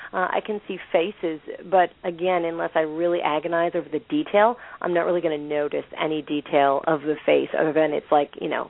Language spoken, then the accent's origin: English; the Adirondacks, upstate New York, United States; moved away as an adult; now in Columbia, United States; originally I'm actually from the Adirondacks, way, way upstate New York, far, far away from the city.